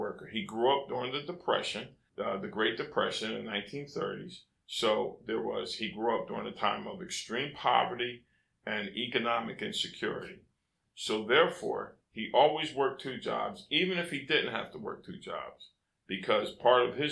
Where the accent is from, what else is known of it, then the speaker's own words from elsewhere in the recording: United States; first language English; I'm an American. I grew up in America, and I speak English